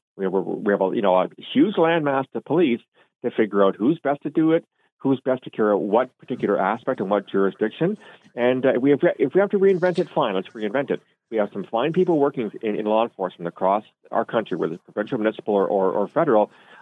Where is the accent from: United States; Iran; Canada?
Canada; I've learned also as a Canadian